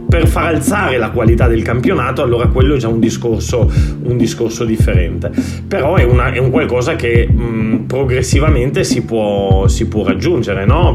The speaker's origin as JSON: {"language": "Italian", "country": "Italy", "also_born_or_lived": "Lithuania / Catalonia, Spain", "moved": "yes", "lives_now": "Spain", "said": "in Italia e da quando me ne sono andato"}